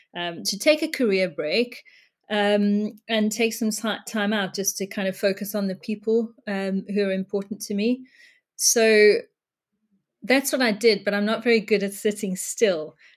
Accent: South Africa; now in United Kingdom; I was brought up in South Africa

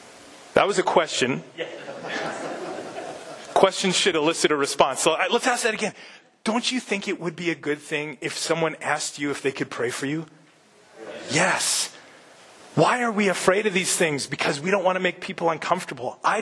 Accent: Midwest, United States; I'm a Midwesterner

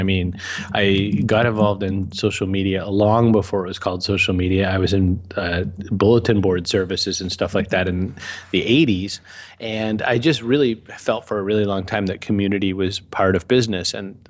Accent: Augusta, Maine, United States; also born or lived in Waterville; now in Massachusetts, United States; So I am, born and raised in Maine. I live down in Massachusetts now. I was born in Waterville, but it's just because I was visiting my aunt. I was raised mostly in Augusta.

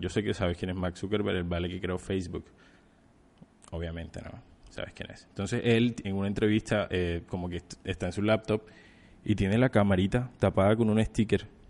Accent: Colombia; nuestro hermoso país, de nuestra hermosa patria

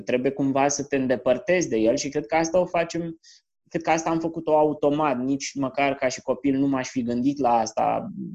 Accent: Piatra Neamț, Neamț County, Romania; moved away; also born or lived in Canada; Crescând la Piatra Neamț

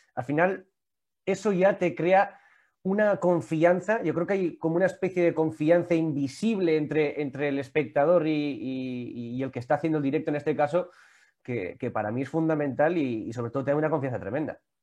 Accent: Vitoria-Gasteiz, Basque Country, Spain; yo que soy de Vitoria

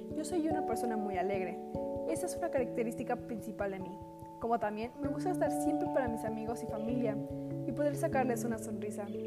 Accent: Mexico; como mexicana quiero ser alguien que fue orgullosa de su nacionalidad y cultura

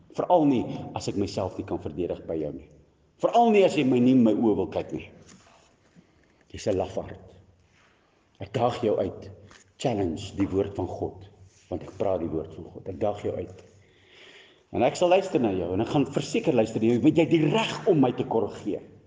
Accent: South Africa; as ek 'n Afrikaner is en ek spreek Jesus anders te uit

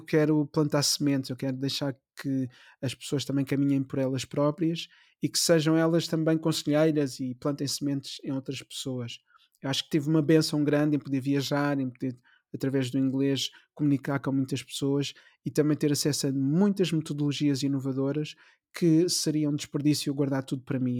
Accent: Amadora, Lisbon, Portugal; nasci na Amadora, mesmo uhum. em frente à estação da Amadora

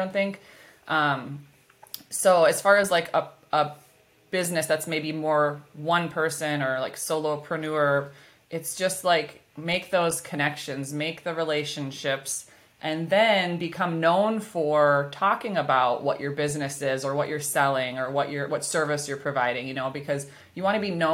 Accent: Minnesota, United States; accent: Minnesotan; my Minnesotan accent

